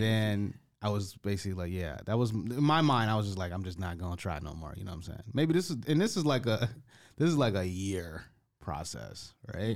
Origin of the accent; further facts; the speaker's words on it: United States; I'm an American